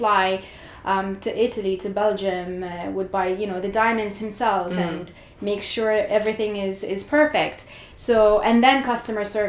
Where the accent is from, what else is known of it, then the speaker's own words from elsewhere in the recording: Jordan; moved away as an adult; now in Canada; I was brought up in Jordan, so I moved to Canada about 10 years ago